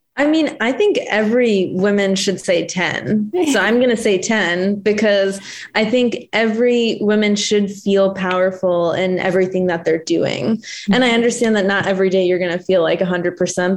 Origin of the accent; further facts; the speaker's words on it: New Jersey, United States; moved away as an adult; also born or lived in Connecticut / Minnesota / South Carolina; now in Los Angeles, United States; I'm from New Jersey, actually.